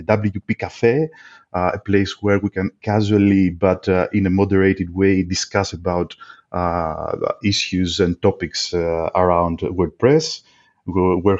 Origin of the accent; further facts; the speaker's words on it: Greece; I'm from Greece